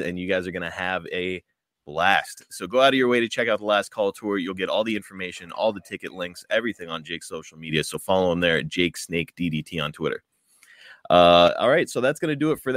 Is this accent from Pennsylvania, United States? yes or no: yes; Pittsburgh, Pennsylvania, United States; Pittsburgh here, my hometown.